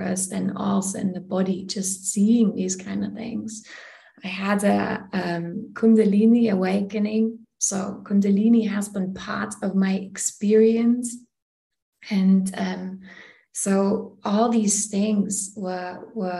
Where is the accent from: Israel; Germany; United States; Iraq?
Germany; moved away; also born or lived in India; I come from Germany originally